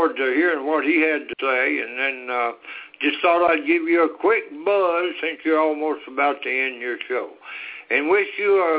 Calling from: Texas, United States; Uh, this is … in Texas.

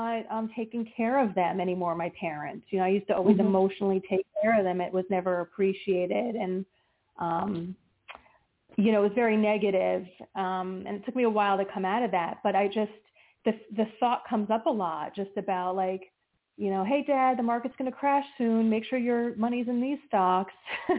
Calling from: New Jersey, United States; from New Jersey.

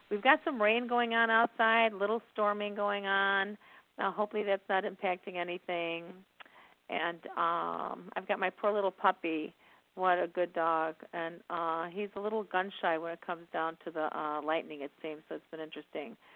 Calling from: Indiana, United States

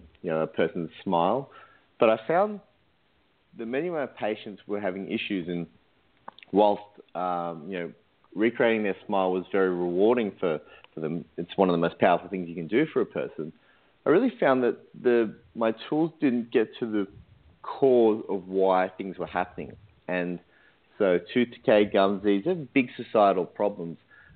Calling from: Sydney, New South Wales, Australia; I'm calling in from Sydney, Australia.

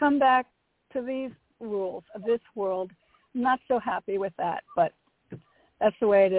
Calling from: Connecticut, United States; Hi, it's … from Connecticut.

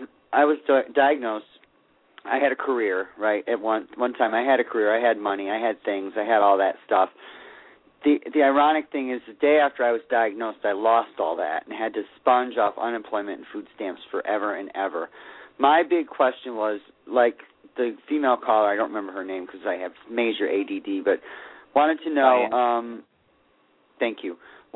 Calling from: Sarasota, Florida, United States; Hello, this is … in Sarasota, Florida.

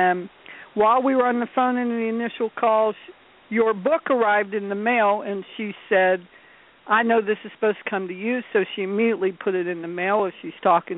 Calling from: North Carolina, United States; North Carolina.

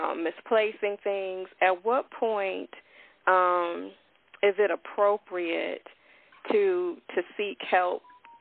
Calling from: Chicago, Illinois, United States; I'm calling from Chicago.

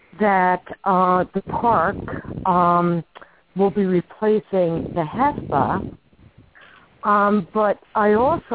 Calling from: Warren County, New Jersey, United States; I am calling from Warren County, New Jersey.

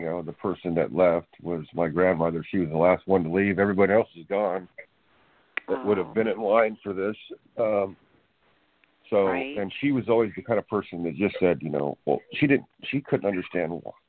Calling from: California, United States; I'm calling from California.

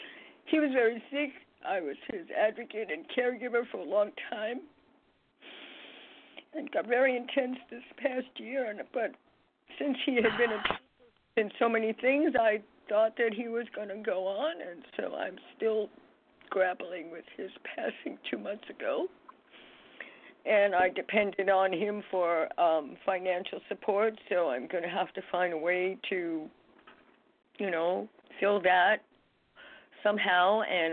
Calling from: New York, United States; I'm from New York.

